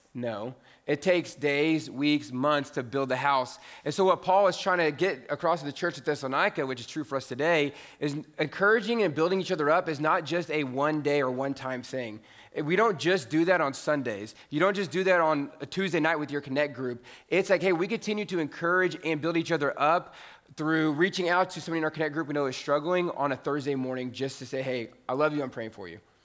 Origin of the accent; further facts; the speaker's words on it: Indiana, United States; moved away as an adult; also born or lived in Huntsville, Texas; I grew up in Indiana